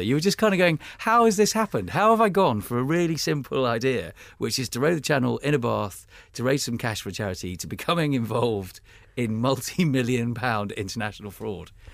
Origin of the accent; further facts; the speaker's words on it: United Kingdom; I'm British